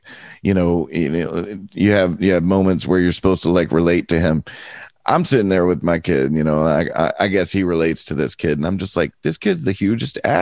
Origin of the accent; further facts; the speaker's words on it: United States; I'm an American